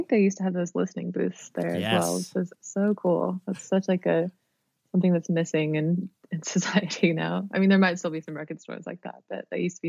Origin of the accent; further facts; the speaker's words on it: Sacramento, California, United States; We had this cool record store called Tower when I was growing up in Sacramento.